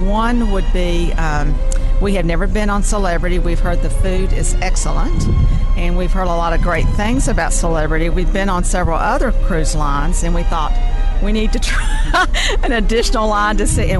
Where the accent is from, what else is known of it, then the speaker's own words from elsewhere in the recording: Knoxville, Tennessee, United States; Knoxville, Tennessee.